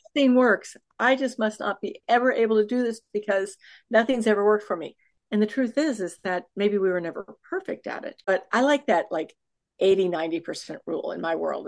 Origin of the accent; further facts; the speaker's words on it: Houston, Texas, United States; I'm from Houston, Texas, which happens to have the largest, I think, medical um, oh, conglomerate